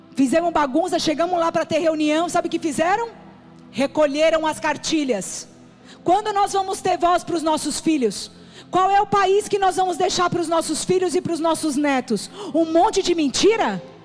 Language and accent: Portuguese; São Paulo, Brazil; now in Ceará, Brazil; Eu sou paulista.